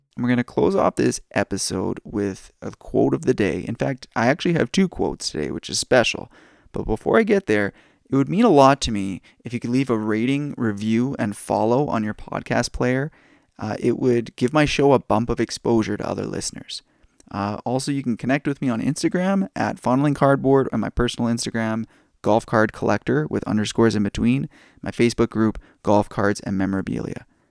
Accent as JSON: {"language": "English", "country": "Canada", "said": "I'm Canadian"}